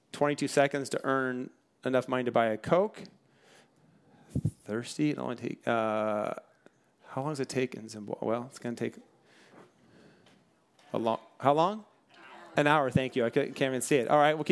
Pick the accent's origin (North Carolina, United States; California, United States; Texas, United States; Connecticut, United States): California, United States; Bellflower; born there; I was born in Bellflower, California in 1970 in the United States of America.